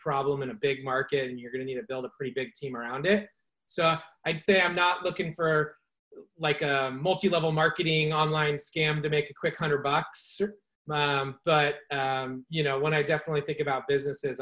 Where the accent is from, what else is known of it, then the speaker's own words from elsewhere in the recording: California, United States; also born or lived in San Francisco / Chico; born and raised in California. I live in Marin County now in San Rafael, but spent about the last decade in San Francisco and grew up just a little north of here